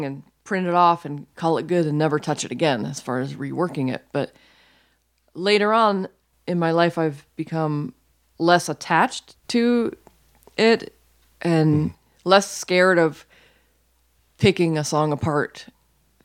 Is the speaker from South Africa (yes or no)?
no; Florida, United States; moved away; born and raised in Florida